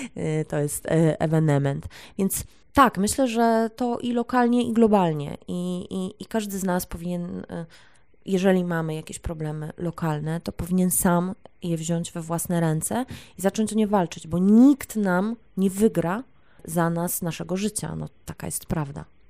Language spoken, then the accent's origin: Polish; Poland